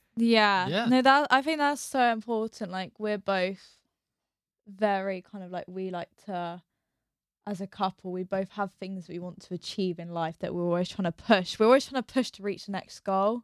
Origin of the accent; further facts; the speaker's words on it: England, United Kingdom; I'm fully English